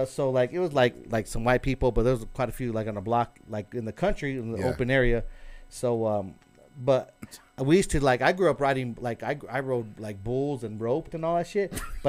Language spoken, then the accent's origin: English; Moriarty, New Mexico, United States; also born or lived in Belen, New Mexico; Belen and then Moriarty.